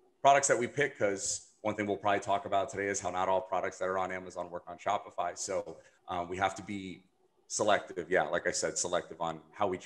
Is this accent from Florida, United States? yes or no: yes; Miami, Florida, United States; I'm from Miami